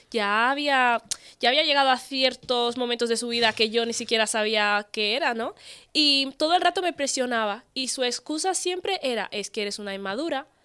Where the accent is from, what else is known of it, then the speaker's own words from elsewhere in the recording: Spain; soy pura ¿Eh? española